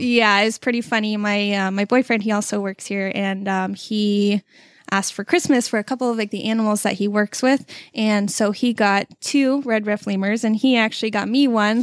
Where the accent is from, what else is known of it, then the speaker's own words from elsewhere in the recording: Southern California, United States; moved away; originally I'm from California